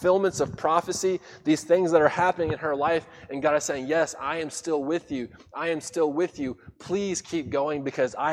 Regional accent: Daytona Beach, Florida, United States; moved away as an adult; also born or lived in Mississippi / Melbourne, Florida; I'm from Daytona Beach

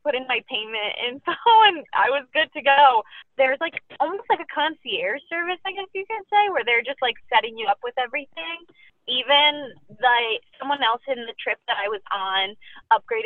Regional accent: Boston, Massachusetts, United States; I am from Boston, Massachusetts, and I am a senior recruiter.

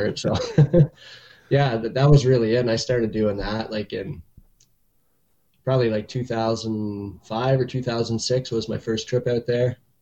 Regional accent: Pembroke, Ontario, Canada; also born or lived in Beachburg, Ontario; I'm from Pembroke

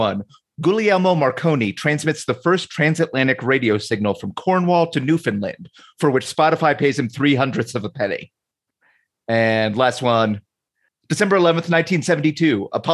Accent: Ireland; Yeah, well, also, and as an Irish person, I won't feel that bad.

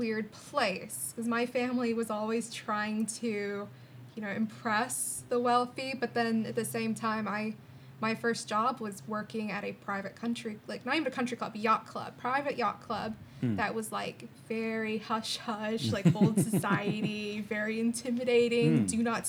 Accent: West Palm Beach, Florida, United States; I grew up in South Florida. Mm-hmm. It's like West Palm area. Kind of a weird place.

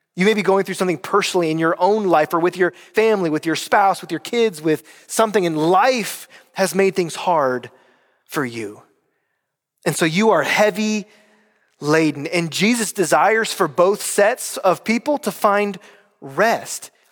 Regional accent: North Carolina, United States; moved away; I'm from North Carolina

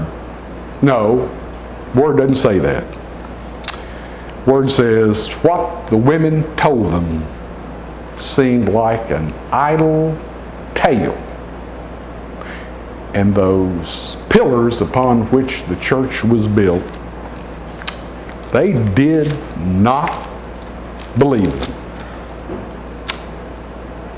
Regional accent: Nashville, Tennessee, United States; I was born and raised in Nashville, Tennessee

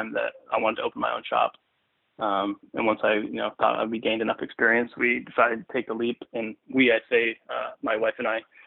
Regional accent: Vermont, United States; I grew up in Vermont, was raised here, went to school in Vermont, still live in Vermont.

